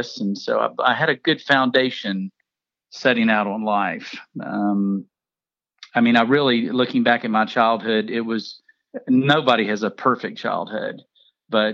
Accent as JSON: {"language": "English", "region": "South Carolina", "country": "United States", "tie": "born or raised there", "said": "I was born in South Carolina"}